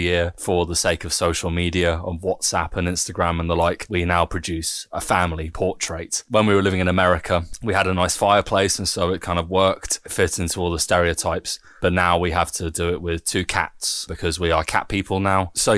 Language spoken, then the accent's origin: English; United Kingdom; now in Germany; I'm proudly British.